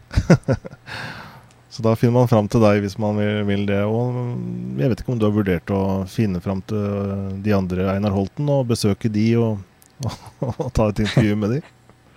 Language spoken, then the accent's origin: Norwegian; Norway; jeg er norsk